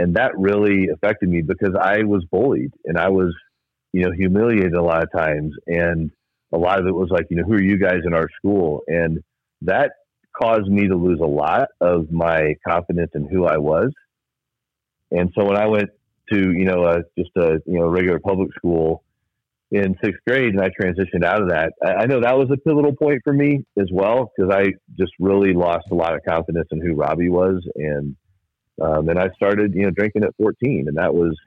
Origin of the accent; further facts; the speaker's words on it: Fort Worth, Texas, United States; I grew up in Fort Wayne, Indiana, and I loved it there. My cousins were down the street from me. My grandparents were close by, and just I was that goofy, funny, silly, glasses-wearing kid. And when I was 9, we moved to Fort Worth, Texas